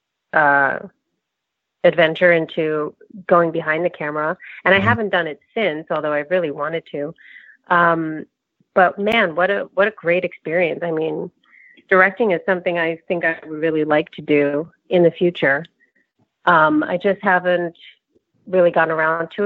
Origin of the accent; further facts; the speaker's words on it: New Jersey, United States; I grew up in New Jersey.